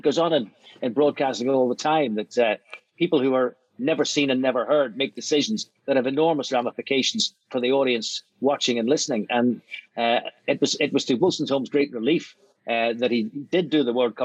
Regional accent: Belfast, Northern Ireland, United Kingdom; moved away as an adult; also born or lived in London; I grew up in Belfast, and I didn't really travel much in my adolescence

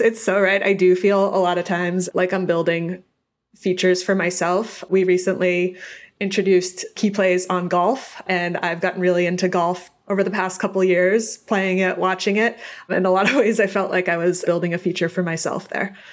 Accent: Boston, Massachusetts, United States; now in California, United States; I grew up in Boston, so we are all diehard sports fans there.

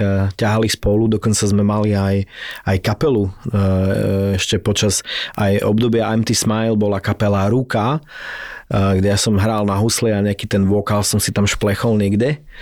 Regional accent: Prešov, Prešov Region, Slovakia; moved away as an adult; also born or lived in Iceland / London; v tom Prešove, ne, v mojom rodnom meste

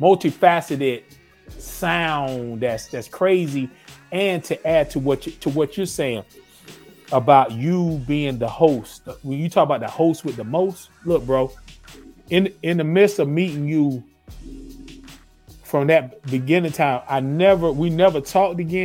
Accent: North Carolina, United States; now in Atlanta, United States; I'm from North Carolina originally.

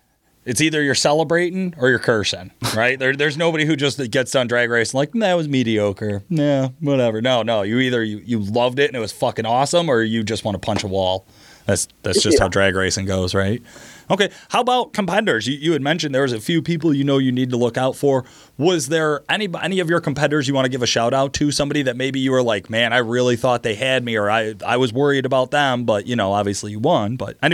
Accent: Virginia, United States; I would drag race. I'm from Virginia.

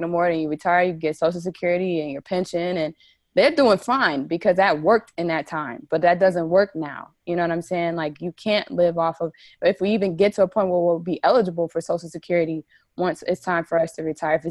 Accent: New Jersey, United States; I'm originally from New Jersey.

